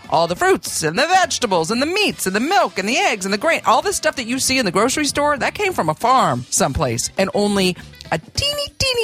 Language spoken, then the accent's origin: English; Oklahoma, United States; growing up in Oklahoma, that's just farmland and farm life.